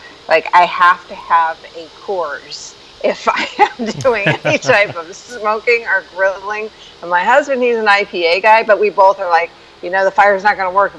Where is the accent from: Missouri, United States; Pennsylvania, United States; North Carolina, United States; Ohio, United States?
Missouri, United States; St. Louis; now in San Diego, United States; I live in San Diego now, okay. But I'm originally from St. Louis, Missouri